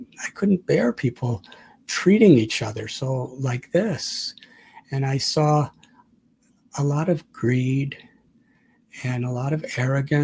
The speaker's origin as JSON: {"language": "English", "town": "Chicago", "region": "Illinois", "country": "United States", "tie": "born or raised there", "moved": "yes", "lives_now": "India", "said": "I was born in 1950 in Chicago"}